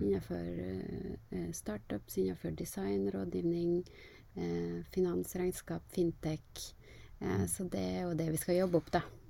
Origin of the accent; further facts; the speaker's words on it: Kristiansund, Møre og Romsdal, Norway; moved away as an adult; now in Oslo, Norway; jeg er jo en eh, skikkelig nordmøring. Jeg er fra Kristiansund. Er eh, veldig glad i hjembyen min